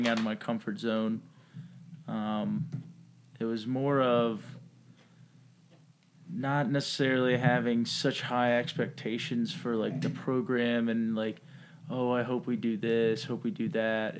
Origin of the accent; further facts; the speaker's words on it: Richmond, Virginia, United States; I'm from Richmond, Virginia